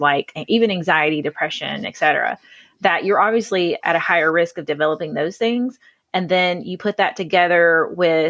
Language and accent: English; Hartwell, Georgia, United States; now in Athens, United States; I am living in Athens now, but I am from Hartwell, Georgia, so there's literally nothing there.